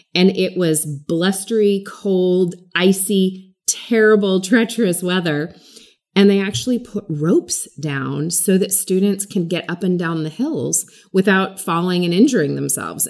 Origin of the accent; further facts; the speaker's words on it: California, United States; growing up in California